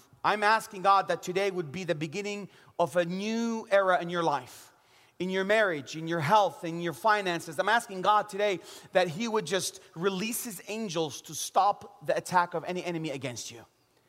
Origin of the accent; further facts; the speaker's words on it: Jerusalem, Jerusalem District, Israel; I know He's risen because I'm from Jerusalem.